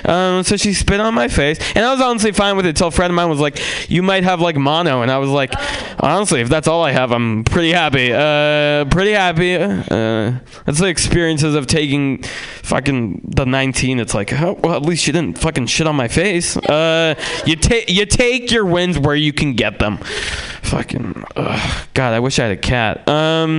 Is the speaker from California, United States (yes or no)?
yes; San Francisco, California, United States; also born or lived in Russia; I grew up in San Francisco